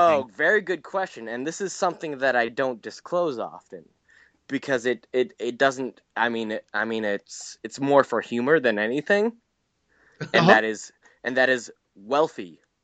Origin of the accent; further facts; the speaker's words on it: New England, United States; I'm from New England.